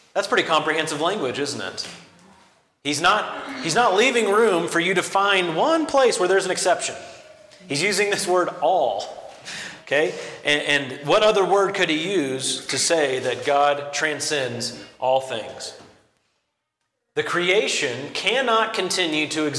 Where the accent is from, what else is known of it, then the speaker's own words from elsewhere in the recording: close to Arkansas, the lower Midwest, United States; The lower Midwest, in fact, close to Arkansas